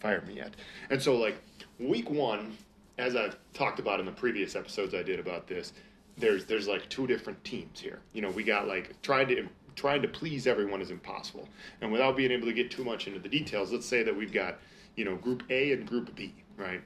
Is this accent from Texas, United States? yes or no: no; Minnesota, United States; I'm from Minnesota